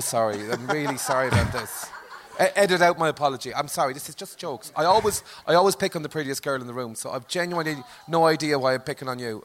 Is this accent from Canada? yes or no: no; Limerick, Munster, Ireland; I'm from Limerick but this is an exaggerated Limerick accent